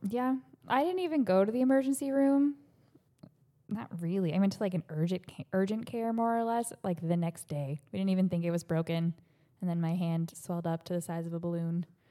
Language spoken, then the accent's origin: English; Ohio, United States; moved away as an adult; now in Florida, United States; I grew up in Ohio